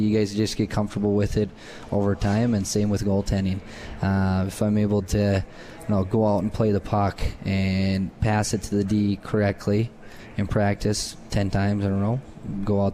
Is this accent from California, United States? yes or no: no; Thief River Falls, Minnesota, United States; I grew up in Thief River Falls, which is 8,000 people roughly